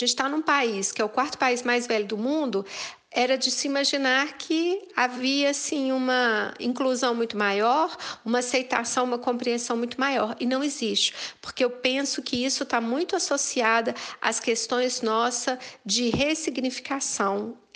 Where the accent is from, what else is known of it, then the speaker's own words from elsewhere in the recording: Minas Gerais, Brazil; eu, como boa mineira, fui comendo pelas meradas.